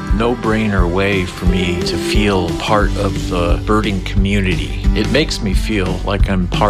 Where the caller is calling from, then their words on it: Austin, Texas, United States; I'm calling from Austin, Texas.